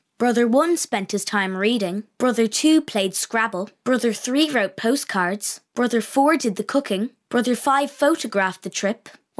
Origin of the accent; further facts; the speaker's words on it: Dublin, Leinster, Ireland; I'm 11 years old and I'm from Dublin.